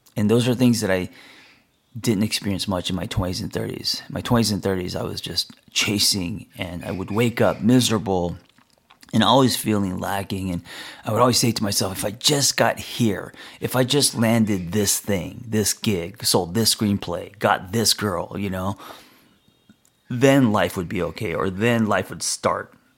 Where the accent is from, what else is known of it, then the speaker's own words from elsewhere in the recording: Los Angeles, California, United States; I grew up in L